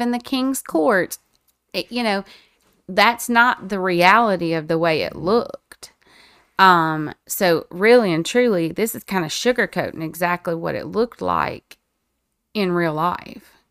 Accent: the Bible Belt, United States; I live in the Bible Belt. I was raised in the Bible Belt

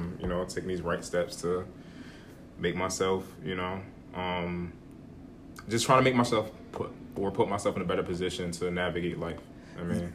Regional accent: Hillside, New Jersey, United States; I come from Hillside, New Jersey, pretty much raised there all my life.

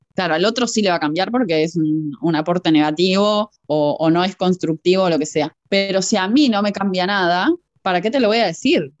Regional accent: Uruguay; yo también soy uruguaya y venimos más o menos criadas de lo mismo

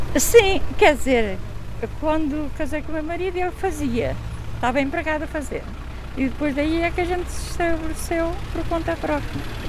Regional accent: Famalicão da Serra, Guarda, Portugal; moved away as an adult; also born or lived in Seixo Amarelo; now in Caldas da Rainha, Portugal; Fui para a escola, eh, em Famalicão da Serra

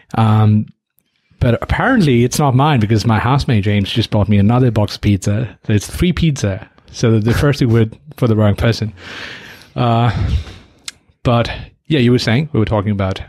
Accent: Nepal; moved away; My home country, Nepal

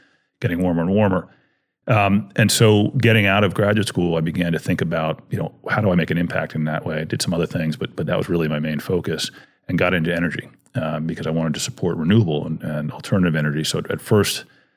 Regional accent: DC and Maryland, United States; also born or lived in Washington, D.C.; I grew up back east in DC and in Maryland

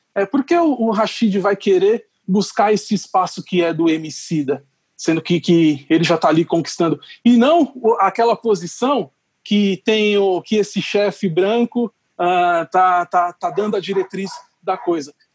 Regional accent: Brazil; como brasileiro

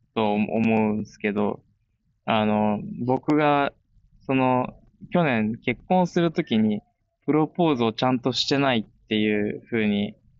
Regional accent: Komae, Tokyo, Japan; moved away as an adult; now in Spain; 生まれも育ちもずっと東京の狛江で、そこを離れたのが初めてだった

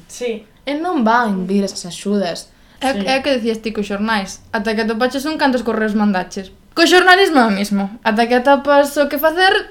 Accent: Tomiño, Galicia, Spain; eu vivo en Tomiño, que é un, uh -huh. un concello sí, bastante sí. grande, do cual sinto-me super orgullosa de nacer ali, pero é certo que non é aldea aldea.

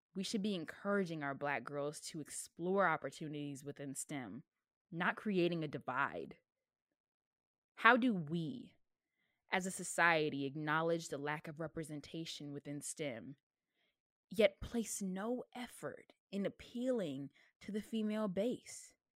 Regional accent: the South, United States; I am from the South

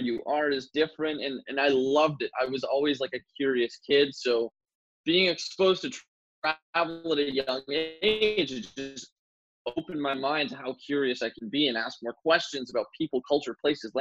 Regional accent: Ottawa, Ontario, Canada; also born or lived in St. John's, Newfoundland; I was born in St. John's, Newfoundland in 1996, moved to Ottawa, Canada in the year 2000 when my dad's job relocated, and I've been here in Ottawa ever since

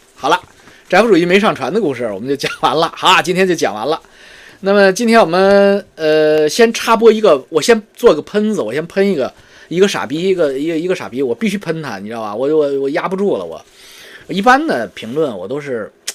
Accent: China; 我们中国人

